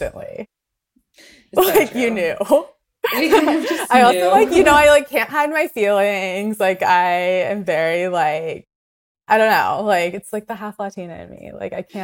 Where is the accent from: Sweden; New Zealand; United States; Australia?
United States; Ventura, California; also born or lived in Venice, Los Angeles; I was born in Venice, and my parents moved up to Ventura.